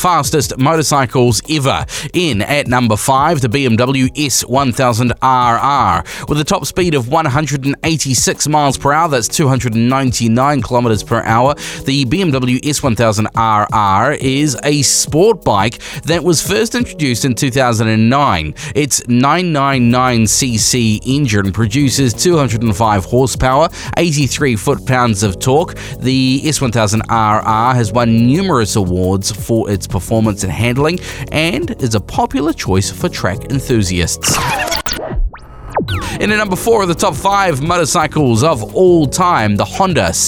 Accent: New Zealand; We are Kiwi motorcyclists

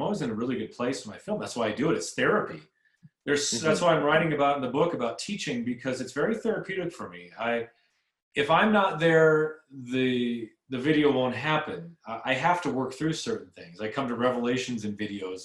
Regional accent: Southern California, United States; I grew up in Southern California

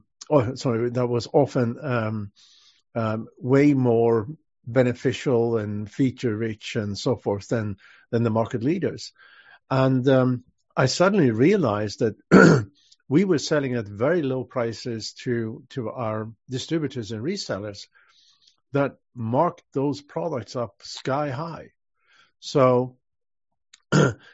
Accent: Sweden; moved away as an adult; also born or lived in Switzerland / London, United Kingdom; now in Los Angeles, United States; I'm natively Swedish, and I left Sweden though in 1986

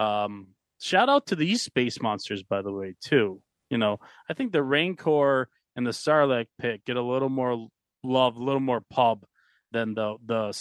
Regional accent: Buffalo, New York, United States; Growing up in Buffalo

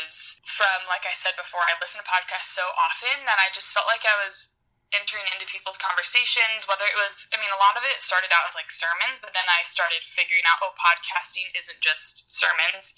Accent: Illinois, United States; moved away as an adult; also born or lived in Indiana; now in Orange County, United States; I'm from Illinois, and I moved to California 2 years ago

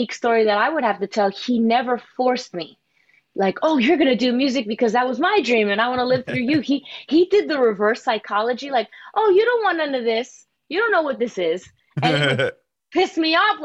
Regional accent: New York City, New York, United States; I was actually born in Queens, New York

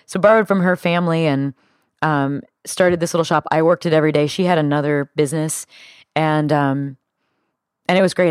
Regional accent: Midwest, United States; growing up in the Midwest

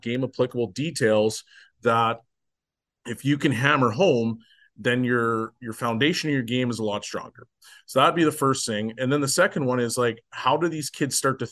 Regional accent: Canada; I'm from Canada too.

